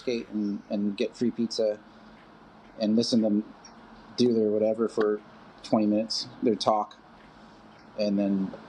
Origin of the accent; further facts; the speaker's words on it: San Diego, California, United States; I grew up in San Diego. Pretty normal kid, I guess, whatever normal is. But yeah, grew up San Diego, Ocean Beach, by the water, surf guy. Skateboard kid